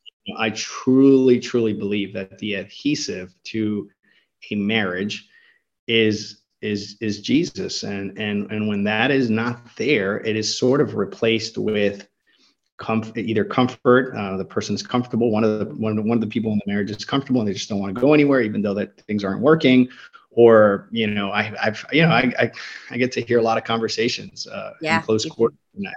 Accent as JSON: {"language": "English", "country": "United States", "tie": "born or raised there", "said": "Even culturally, I grew up here in the States."}